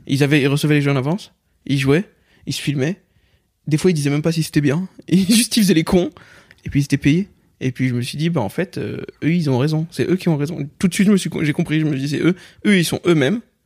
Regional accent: Pierrefitte-sur-Seine, Île-de-France, France; j'ai grandi à Pierrefitte, Saint-Denis et compagnie

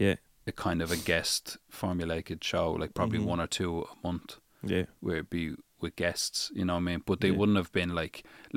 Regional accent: Dublin, Leinster, Ireland; I grew up on Sheriff Street.

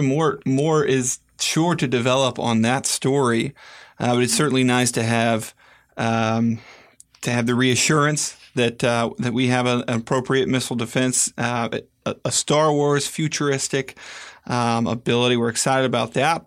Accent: United States; as an American

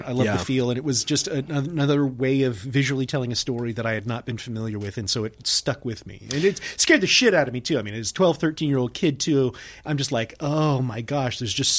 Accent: Polk County, Florida, United States; growing up in Polk County, like I grew up, because I grew up like out in the sticks and everything, y'all.

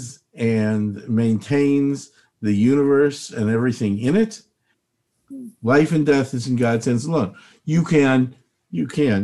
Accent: Chicago, Illinois, United States; moved away; I'm from Chicago originally

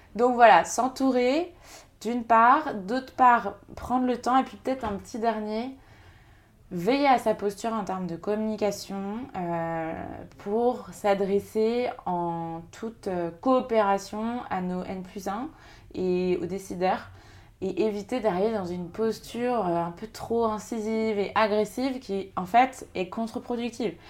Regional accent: Segré, Pays de la Loire, France; moved away as an adult; also born or lived in Paris / Angers; je suis originaire de Segré, une petite ville dans le Maine-et-Loire, où j'ai grandi jusqu'à mes 18 ans

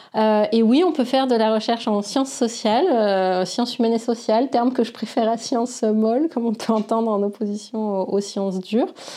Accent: Senegal; moved away; also born or lived in Bordeaux, France; j'ai grandi au Sénégal

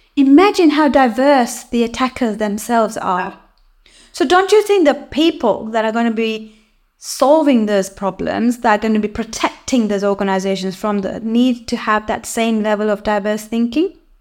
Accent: Kenya; moved away as an adult; now in United Kingdom; I come from Kenya. Uh, that's where I was born.

